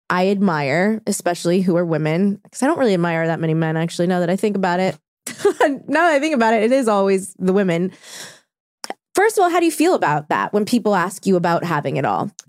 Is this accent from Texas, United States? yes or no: no; Orange County, California, United States; I'm from Orange County originally.